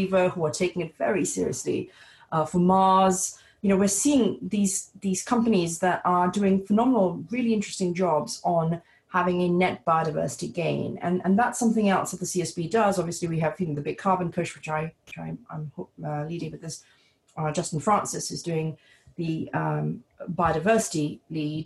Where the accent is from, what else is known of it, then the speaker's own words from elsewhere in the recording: Singapore; also born or lived in British Columbia; my home country in Singapore